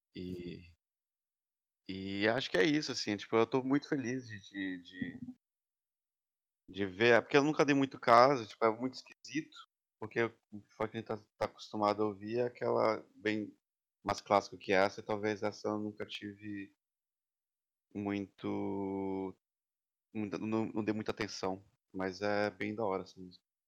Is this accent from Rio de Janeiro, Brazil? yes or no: no; Belém, Pará, Brazil; also born or lived in São Paulo; now in New York, United States; eu sou de Belém, conheci o boi em São Paulo e agora estou trancado faz setenta e poucos dias em Nova York